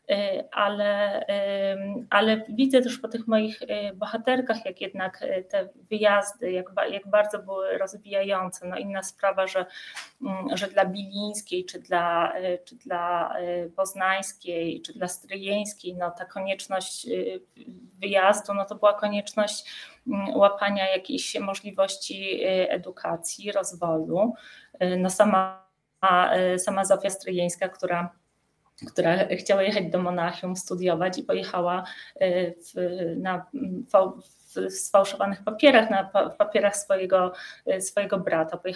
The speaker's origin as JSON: {"language": "Polish", "town": "Kraków", "region": "Lesser Poland", "country": "Poland", "tie": "born or raised there", "moved": "as an adult", "said": "jestem Ojej. krakowianką. I, i, I aż do końca studiów mieszkałam w Krakowie."}